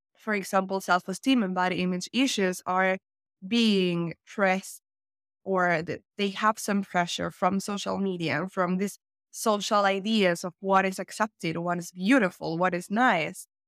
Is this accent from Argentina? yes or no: yes; Argentina; also born or lived in Finland; I'm from Argentina. Right now, I am based in Argentina, Buenos Aires